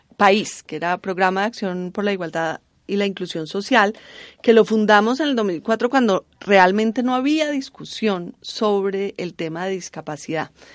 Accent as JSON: {"language": "Spanish", "town": "Cali", "region": "Valle del Cauca", "country": "Colombia", "said": "yo en verdad soy de Cali"}